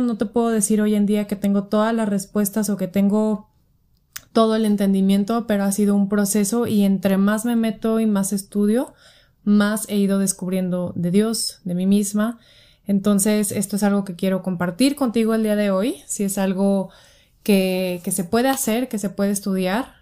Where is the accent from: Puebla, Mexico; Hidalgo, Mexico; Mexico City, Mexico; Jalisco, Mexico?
Jalisco, Mexico; Guadalajara; soy de Guadalajara